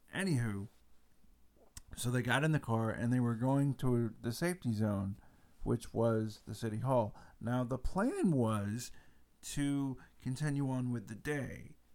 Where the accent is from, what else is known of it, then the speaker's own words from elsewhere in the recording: United States; being an American